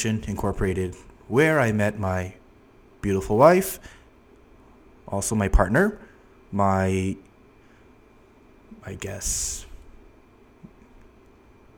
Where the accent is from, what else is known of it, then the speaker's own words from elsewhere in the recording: Toronto, Ontario, Canada; moved away as an adult; now in Seoul, South Korea; I'm originally from Toronto, Canada